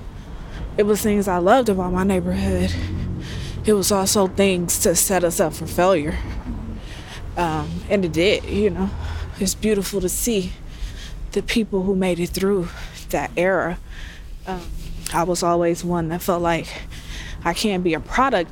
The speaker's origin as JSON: {"language": "English", "town": "San Francisco", "region": "California", "country": "United States", "tie": "born or raised there", "also_born_or_lived": "Sacramento", "said": "I grew up here in this building here. That's my childhood home."}